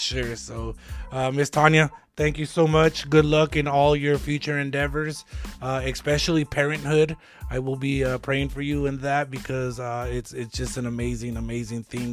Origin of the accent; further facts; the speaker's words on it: Lordsburg, New Mexico, United States; I'm originally from Lordsburg